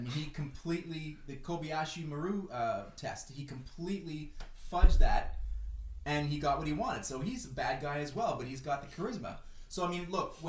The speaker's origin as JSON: {"language": "English", "town": "Montreal", "region": "Quebec", "country": "Canada", "tie": "born or raised there", "said": "I'm from Montreal"}